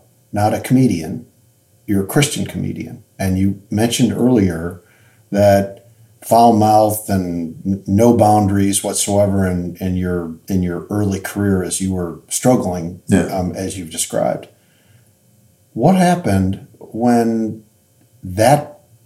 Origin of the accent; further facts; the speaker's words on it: Chicago, Illinois, United States; moved away; I'm originally from Chicago